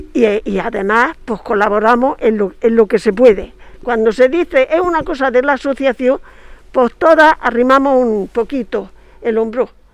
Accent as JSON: {"language": "Spanish", "town": "María", "region": "Andalusia", "country": "Spain"}